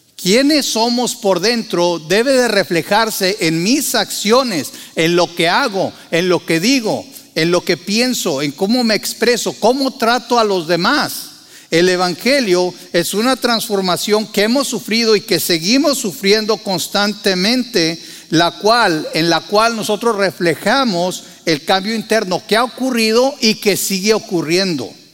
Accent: Mexico; moved away as an adult; en México y en el lugar donde yo nací así era

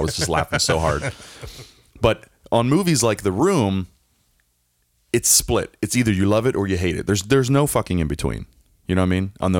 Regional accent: Philadelphia, Pennsylvania, United States; Because I grew up in just outside of Philly

